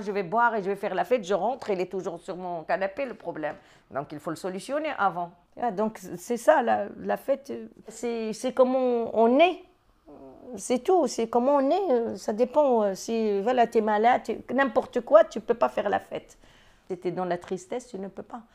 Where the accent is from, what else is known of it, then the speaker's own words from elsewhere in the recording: Morocco; moved away as an adult; now in France; je suis marocaine, d'origine du Maroc. J'ai étudié au Maroc, euh, j'ai passé mon bac au Maroc et je suis venue pour continuer mes études ici